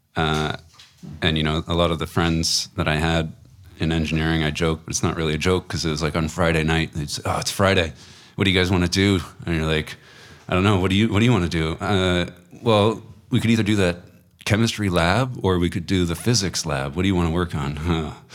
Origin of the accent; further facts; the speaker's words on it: Waterloo, Ontario, Canada; I was actually from Waterloo. It was a home birth